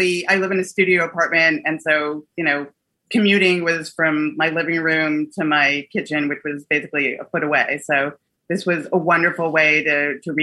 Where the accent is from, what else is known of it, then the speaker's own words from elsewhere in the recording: New York City, New York, United States; I was born and bred here in the city, Upper West Side